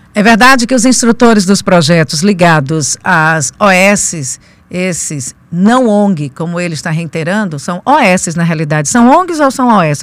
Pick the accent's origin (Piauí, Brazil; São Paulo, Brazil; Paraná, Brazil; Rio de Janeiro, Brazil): Piauí, Brazil; Teresina; eu agora como teresinense, como comunicadora